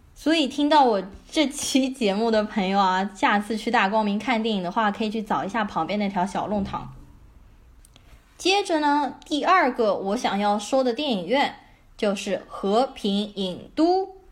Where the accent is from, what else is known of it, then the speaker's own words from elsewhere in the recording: Shanghai, China; 我从小是在上海的市中心静安区长大的